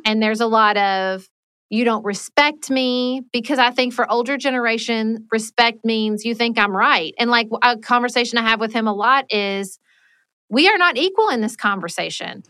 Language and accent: English; Paducah, Kentucky, United States; moved away as an adult; also born or lived in Washington, D.C.; I moved back to my hometown of Paducah, Kentucky